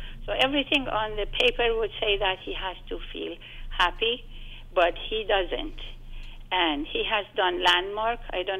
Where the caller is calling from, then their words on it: East Coast, United States; Actually, I'm calling you from the East Coast